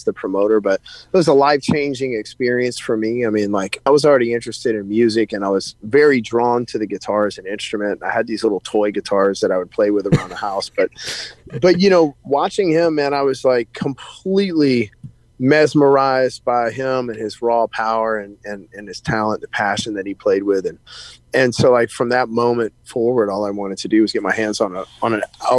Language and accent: English; Shreveport, Louisiana, United States; my hometown in Shreveport